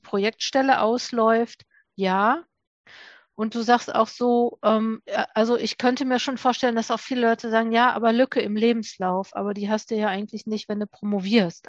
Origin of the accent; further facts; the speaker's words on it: Duisburg, North Rhine-Westphalia, Germany; ich komme auch aus Duisburg